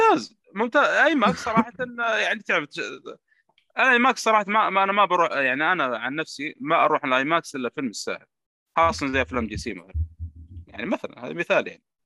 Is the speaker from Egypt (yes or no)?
no; Saudi Arabia; السينمات عندنا في السعودية